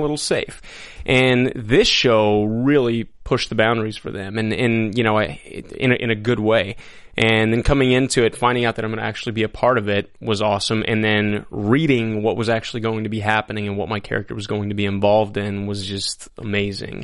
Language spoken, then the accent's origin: English; El Paso, Texas, United States; also born or lived in Lubbock, Texas; I grew up in El Paso, Texas